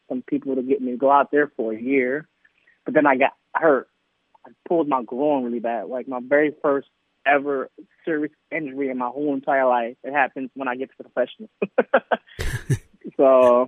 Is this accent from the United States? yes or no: yes; New York, United States; moved away; I'm from New York, so you know a lot of these guys come play in the Rucker League